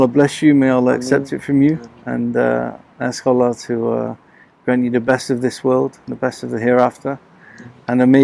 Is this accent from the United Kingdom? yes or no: yes; Manchester, North West England, United Kingdom; Manchester, my hometown